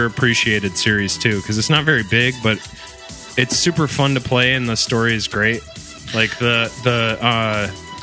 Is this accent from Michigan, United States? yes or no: yes; Michigan, United States; my home state here in Michigan